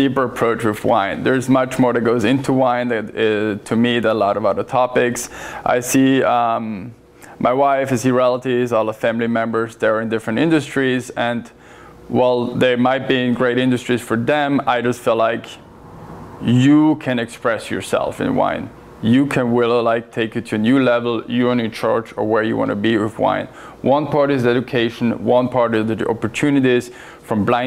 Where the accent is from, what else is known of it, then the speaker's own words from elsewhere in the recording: northern Italy, Italy; moved away as an adult; now in Portland, United States; I'm originally from Italy. That's where I was born and raised. And I moved to Portland in 2017